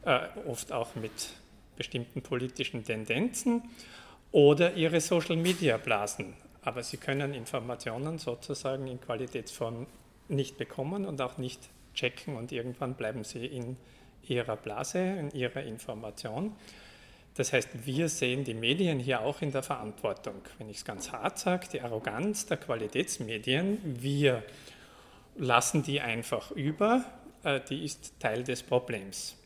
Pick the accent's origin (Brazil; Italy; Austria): Austria; accent: Austrian; ich komme aus Österreich, wie man an meiner Sprache wahrscheinlich hört